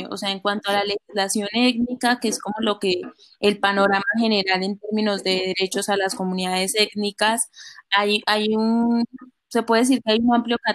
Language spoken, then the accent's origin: Spanish; Colombia; las propias costumbres que uno tiene como colombiano